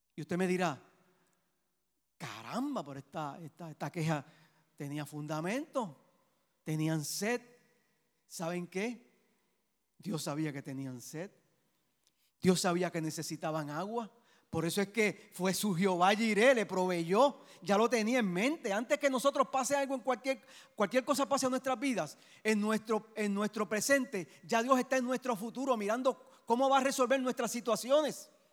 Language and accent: Spanish; Puerto Rico; Cuando veo mi bandera de Puerto Rico, yo digo, yo soy puertorriqueño. Mi amor es Puerto Rico